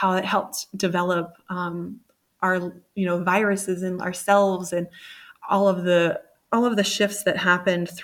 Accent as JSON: {"language": "English", "region": "Virginia", "country": "United States", "tie": "born or raised there", "said": "Virginia, originally from Virginia, or I grew up there"}